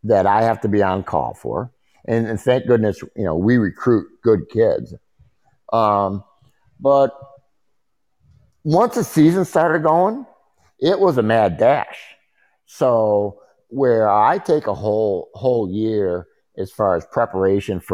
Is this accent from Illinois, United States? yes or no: yes; Chicago, Illinois, United States; growing up in Chicago